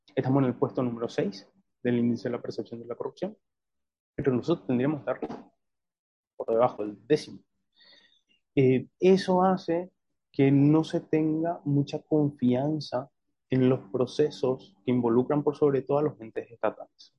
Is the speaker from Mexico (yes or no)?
no; Paraguay